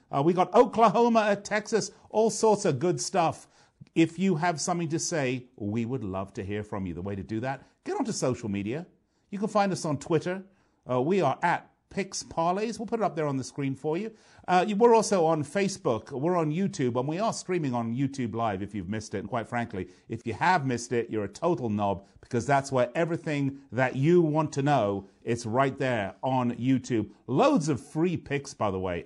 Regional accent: London, United Kingdom; my hometown, London, England

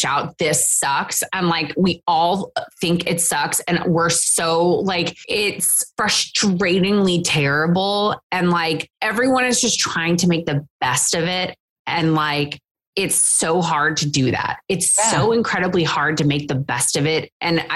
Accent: Texas, United States; I'm from Texas

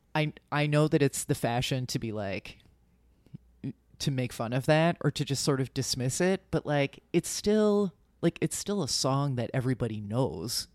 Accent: suburban New Jersey, United States; born or raised there

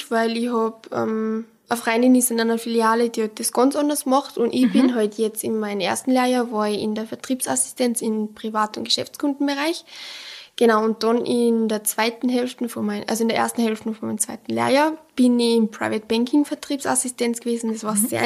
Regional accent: Pongau, Salzburg, Austria; now in Salzburg, Austria; bei mir im Pongard drinnen, weil ich bin aus dem Pongard.

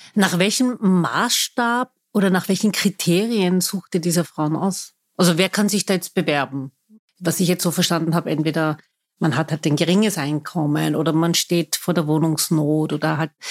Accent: Vienna, Austria; Ich bin waschechte Wienerin, das behaupte ich zumindest. Viele sehen das nicht so. Ich bin hier geboren, lebe mitten im Dritten

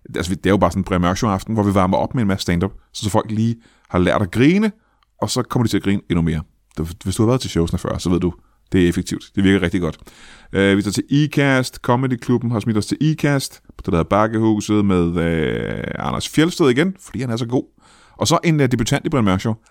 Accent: Roskilde, Zealand, Denmark; now in Kalundborg, Denmark; jeg er fra Roskilde

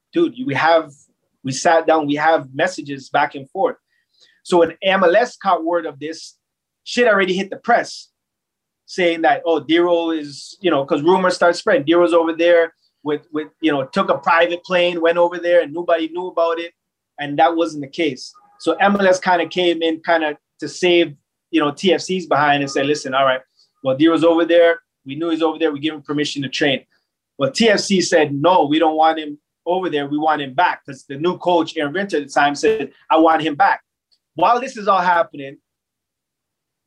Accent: Toronto, Ontario, Canada; in my hometown

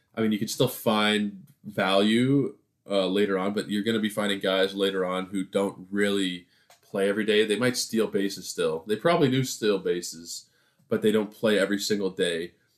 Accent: Toronto, Ontario, Canada; I am from Toronto

